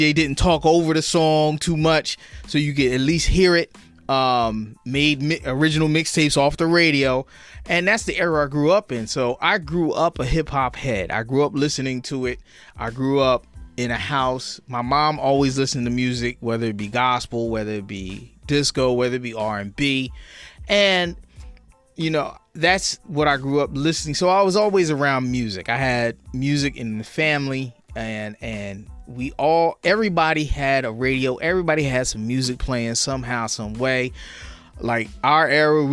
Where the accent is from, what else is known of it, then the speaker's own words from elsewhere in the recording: Trenton, New Jersey, United States; also born or lived in Hamilton, New Jersey; I'm from Trenton, New Jersey, born and raised right here in the city of Trenton.